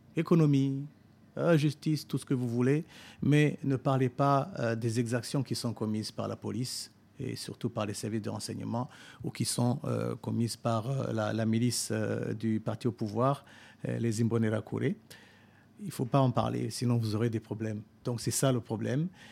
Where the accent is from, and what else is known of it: Burundi; moved away as an adult